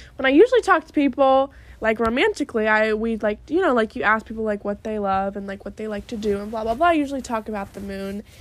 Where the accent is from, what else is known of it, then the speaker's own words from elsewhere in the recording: New York, United States; When I was little, growing up in New York